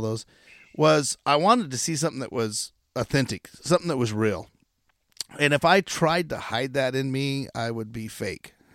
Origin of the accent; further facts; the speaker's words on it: Chiloquin, Oregon, United States; I grew up in Chiloquin, Oregon